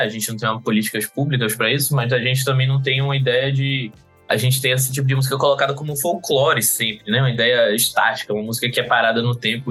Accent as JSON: {"language": "Portuguese", "town": "Recife", "region": "Pernambuco", "country": "Brazil", "said": "eu sou de, de Pernambuco, de Recife"}